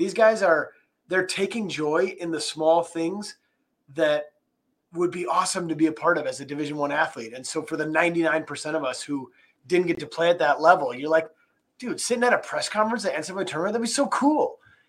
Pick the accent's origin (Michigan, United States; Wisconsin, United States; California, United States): Wisconsin, United States; Appleton; I'm born and raised in Appleton, so I had to kind of have to be a Packers fan.